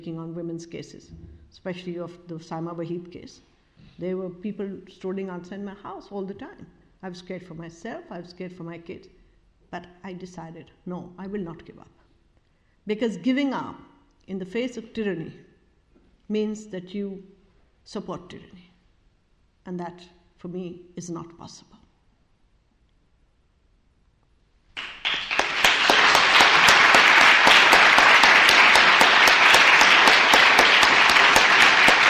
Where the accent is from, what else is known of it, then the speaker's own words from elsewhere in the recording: Pakistan; We are Pakistan because we are South Asians